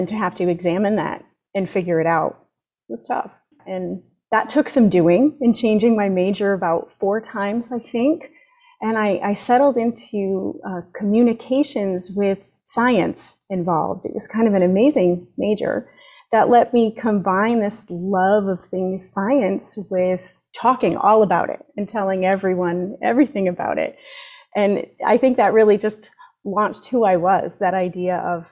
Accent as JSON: {"language": "English", "region": "Connecticut", "country": "United States", "tie": "born or raised there", "moved": "yes", "lives_now": "Florida, United States", "said": "I grew up in Connecticut"}